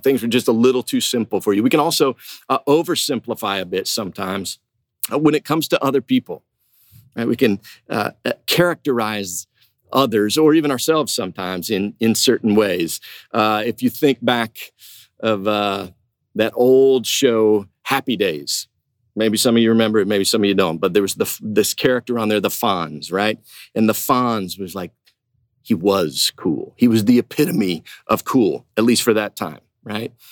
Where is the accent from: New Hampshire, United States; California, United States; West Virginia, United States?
West Virginia, United States; Huntington; I went to uh, Marshall University up in West Virginia, in my hometown